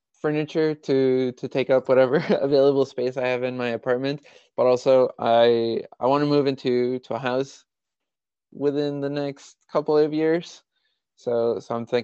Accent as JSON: {"language": "English", "country": "Mexico", "tie": "born or raised there", "moved": "yes", "said": "my growing up in Mexico"}